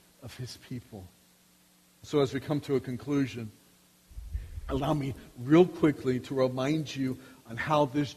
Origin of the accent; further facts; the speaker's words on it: United States; as American citizens